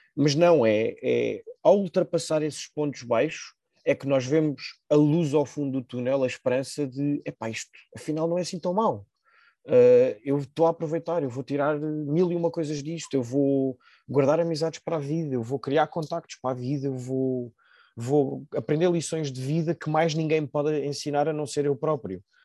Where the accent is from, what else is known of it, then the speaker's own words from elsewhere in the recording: Lisbon, Portugal; also born or lived in Fribourg, Switzerland; eu cresci em Alvalade, sempre aqui fechado